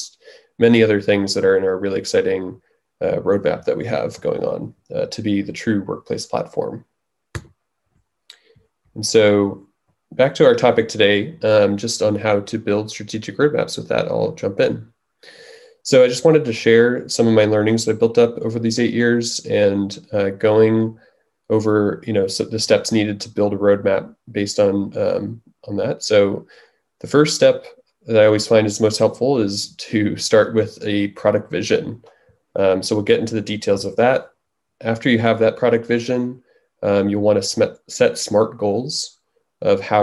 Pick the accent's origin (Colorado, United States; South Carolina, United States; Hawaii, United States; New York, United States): New York, United States; moved away as an adult; also born or lived in Bay Area; I was originally from New York, came out to the Bay Area to go to Stanford for engineering